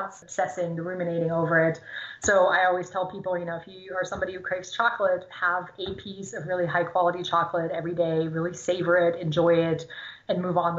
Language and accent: English; Germany; first language German; English is a second language; now in United States; I grew up in Germany, speaking German.